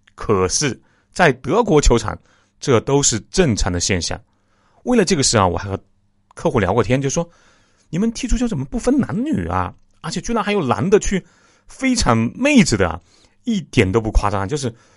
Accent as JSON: {"language": "Chinese", "country": "China", "said": "我们中国人"}